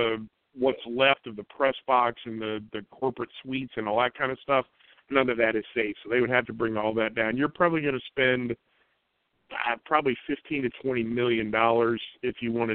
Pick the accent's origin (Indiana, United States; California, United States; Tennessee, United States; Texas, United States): Indiana, United States; Indianapolis; I grew up in Indianapolis, Indiana, was born in 1963